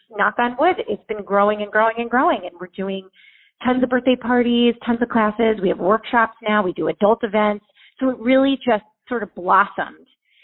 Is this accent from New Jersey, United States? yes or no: yes; South Orange, New Jersey, United States; moved away as an adult; also born or lived in Manhattan, New York / Miami; now in Delray Beach, United States; I grew up in South Orange